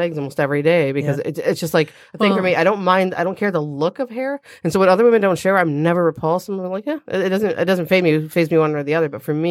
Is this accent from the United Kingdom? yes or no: yes; England, United Kingdom; I'm English, so all my hair is really fine